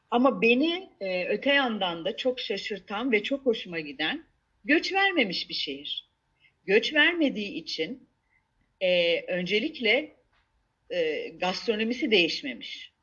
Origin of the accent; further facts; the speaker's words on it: Istanbul, Turkey; moved away as an adult; also born or lived in England; now in Antakya, Turkey; ben İstanbulluyum. Ee, İstanbul'un e, İstanbul'da doğdum. Ee, or, İstanbul'da okudum.